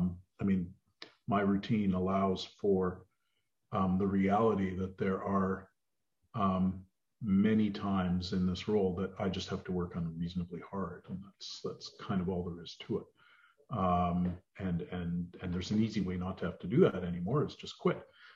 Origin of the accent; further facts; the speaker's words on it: Edmonton, Alberta, Canada; now in Ottawa, Canada; well, you remember I came from Edmonton, so